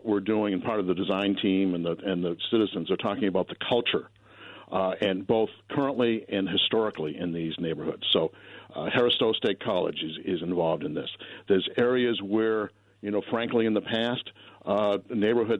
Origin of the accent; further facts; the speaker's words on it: the East, United States; moved away; also born or lived in Boulder, Colorado; I grew up in the East, so I'm used to humidity also